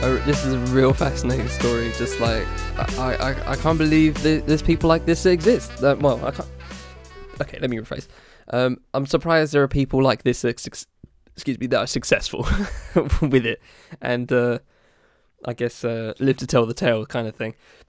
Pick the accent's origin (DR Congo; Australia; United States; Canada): DR Congo; Kinshasa; born there; I was born in 1978 in Kinshasa, the capital of what was then Zaire, and is now the Democratic Republic of Congo.